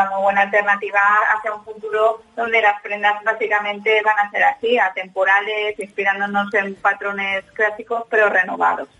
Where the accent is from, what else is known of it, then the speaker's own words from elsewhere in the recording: Valencia, Valencian Community, Spain; mi punto de partida es mi tierra, eh, que es Valencia